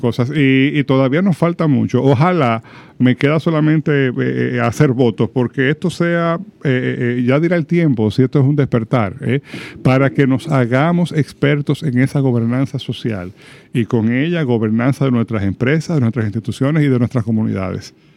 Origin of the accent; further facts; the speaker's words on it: Dominican Republic; como sociedad dominicana